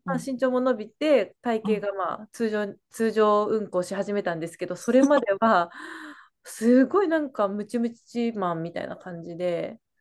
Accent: Kyushu, Miyazaki, Japan; moved away; also born or lived in New York; 学生時代は、もう私は宮崎、九州の 宮崎で、うんうん、あのまあ、小さな田舎の方で過ごしてましたけど

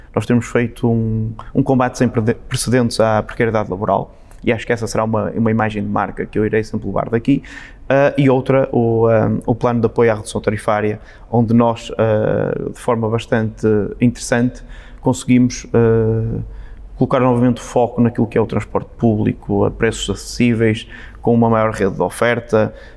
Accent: Amarante, Norte, Portugal; moved away; Amarante é uma terra onde há este sentido bairrista, nós gostamos de ser de Amarante

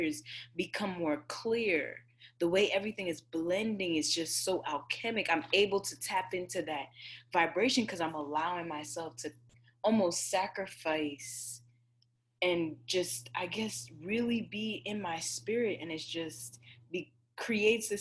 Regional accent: Jamaica; I'm Jamaican, y'all. I grew up on jerk chicken and curry shrimp

